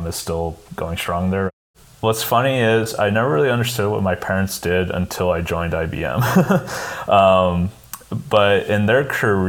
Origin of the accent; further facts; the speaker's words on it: Tucson, Arizona, United States; I was born and raised in Tucson, Arizona.